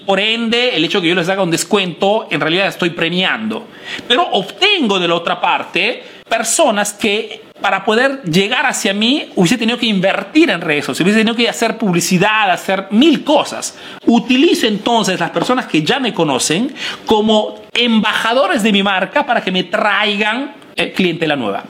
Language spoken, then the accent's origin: Spanish; Peru; now in Italy